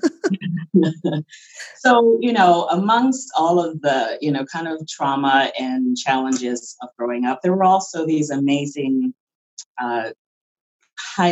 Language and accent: English; Philadelphia, Pennsylvania, United States; also born or lived in Los Angeles, California; I was originally from Los Angeles, California, but I grew up in Philadelphia